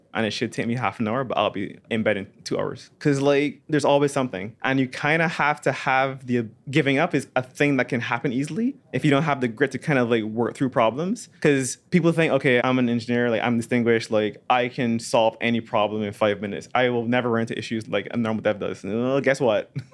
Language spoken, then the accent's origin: English; Barbados; moved away; my dad runs a computer company in Barbados